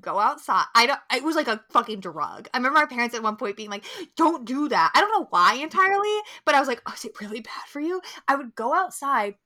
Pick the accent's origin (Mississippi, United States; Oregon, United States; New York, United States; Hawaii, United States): New York, United States; Albany; growing up in New York